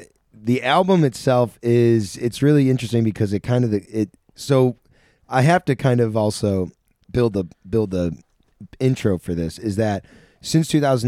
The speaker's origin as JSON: {"language": "English", "town": "Sackets Harbor", "region": "New York", "country": "United States", "tie": "born or raised there", "said": "It's a place in my hometown, which was the comedy club, but it's an awesome old theater."}